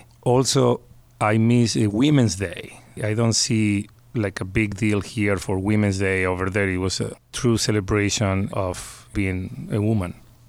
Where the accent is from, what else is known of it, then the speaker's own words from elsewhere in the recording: San Miguel de Tucumán, Tucumán, Argentina; moved away as an adult; now in Pittsburgh, United States; Where I am from is the north of Argentina. It's a small city called Tucumán, and it is hot. We don't have freezing temperatures in the winter even. Obviously, we don't have snow